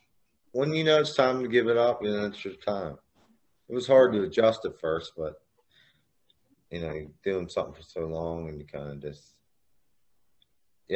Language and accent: English; Butler, United States; here in my hometown